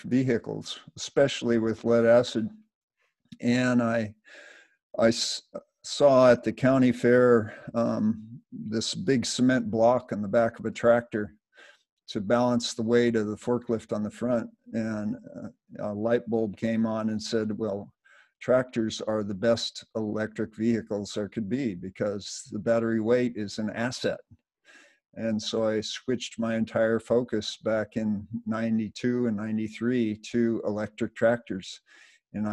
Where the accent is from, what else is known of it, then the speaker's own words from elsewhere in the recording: Los Angeles, California, United States; I was brought up in Los Angeles, just south of Los Angeles in the 50s